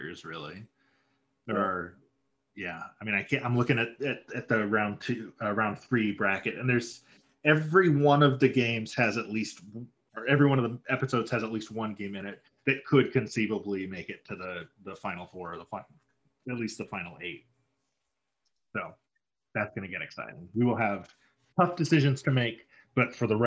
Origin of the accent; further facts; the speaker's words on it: near Saginaw, Michigan, United States; Saginaw, which is like the next town over